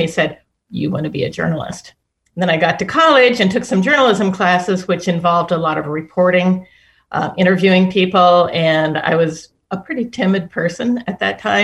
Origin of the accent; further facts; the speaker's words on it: Midwest, United States; I was raised in the Midwest